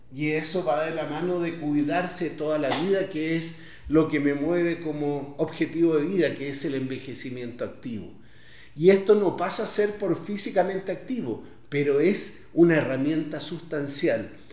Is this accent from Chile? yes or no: yes; Independencia, Santiago Metropolitan Region, Chile; los antiguos barrios en los cuales yo crecí, en Independencia